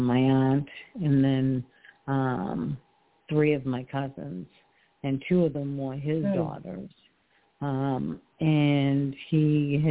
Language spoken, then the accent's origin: English; Massachusetts, United States; moved away as an adult; now in Port Richey, United States; So I actually moved down to Florida. I'm originally from Massachusetts